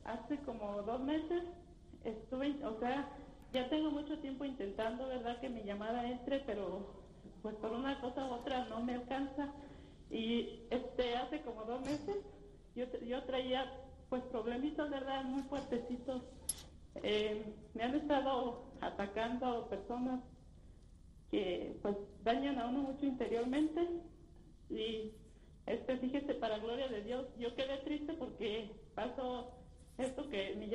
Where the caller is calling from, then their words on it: Irapuato, Guanajuato, Mexico; De Irapuato, Guanajuato.